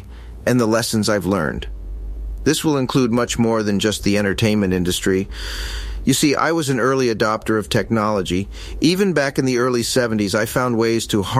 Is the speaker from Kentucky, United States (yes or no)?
no; Los Angeles, California, United States; Growing up in Hollywood